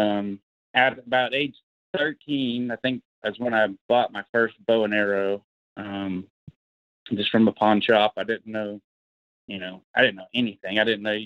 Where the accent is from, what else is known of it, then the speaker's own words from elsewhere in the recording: Oologah, Oklahoma, United States; I'm from Northeast Oklahoma. I live, you know, north of Tulsa. I grew up in Owosso, Oklahoma, pretty much my whole life.